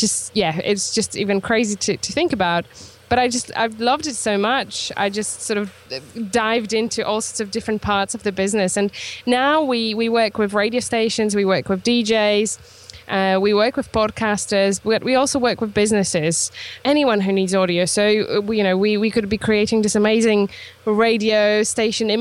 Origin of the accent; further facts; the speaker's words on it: Poland; moved away as an adult; now in Isle of Wight, United Kingdom; I'm originally from Poland, so I am actually, I guess, Polish still, but I'm British too.